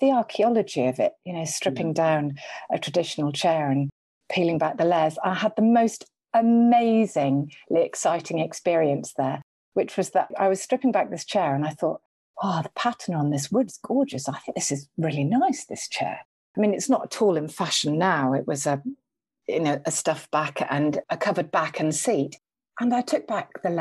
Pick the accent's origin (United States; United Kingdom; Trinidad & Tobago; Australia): United Kingdom; Liverpool, North West England; I grew up near Liverpool.